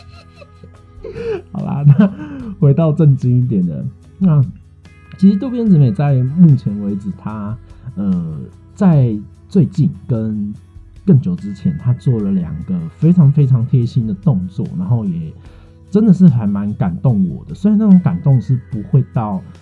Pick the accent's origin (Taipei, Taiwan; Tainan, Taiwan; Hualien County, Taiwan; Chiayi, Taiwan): Tainan, Taiwan; also born or lived in Kaohsiung; 我的家乡台南